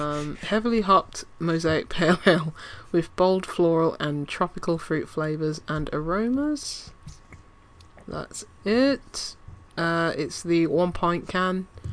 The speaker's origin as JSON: {"language": "English", "region": "London", "country": "United Kingdom", "tie": "born there", "said": "I was born in London, but I know nothing about it."}